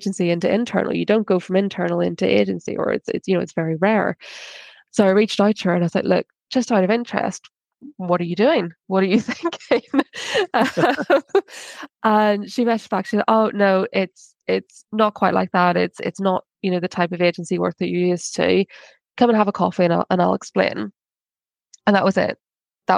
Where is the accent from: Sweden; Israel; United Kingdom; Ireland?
Ireland; I'm Irish